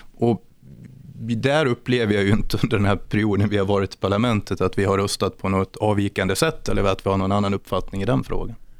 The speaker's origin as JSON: {"language": "Swedish", "town": "Borlänge", "region": "Dalarna County", "country": "Sweden", "also_born_or_lived": "Älvsjö, Stockholm", "moved": "yes", "lives_now": "Stockholm, Sweden", "said": "Jag är från Borlänge, vilket jag fortfarande hoppas hörs"}